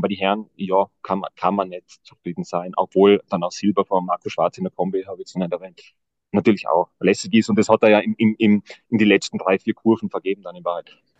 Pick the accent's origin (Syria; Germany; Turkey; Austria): Austria; Tyrol; bei uns in Tirol